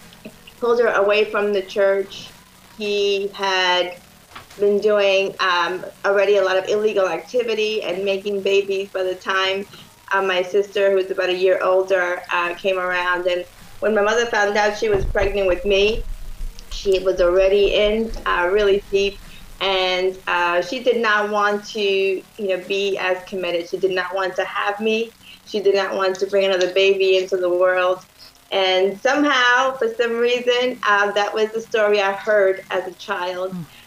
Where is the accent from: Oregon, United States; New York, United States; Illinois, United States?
New York, United States; Yes, born and raised in New York. Very large family. My mother from Dominican Republic.